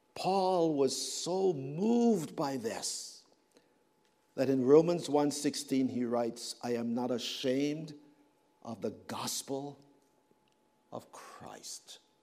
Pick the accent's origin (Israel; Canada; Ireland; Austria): Canada; I come from Canada